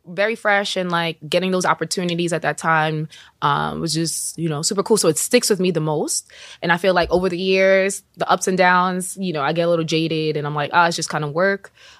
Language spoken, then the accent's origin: English; New York, United States; I am Jamaican and from New York.